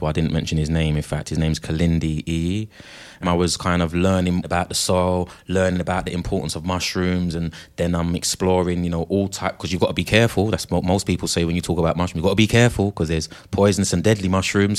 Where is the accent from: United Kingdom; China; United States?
United Kingdom; 30,000 of us from the UK